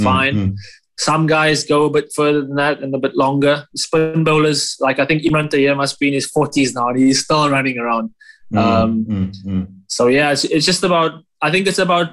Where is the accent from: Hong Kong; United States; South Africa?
South Africa; I'm South African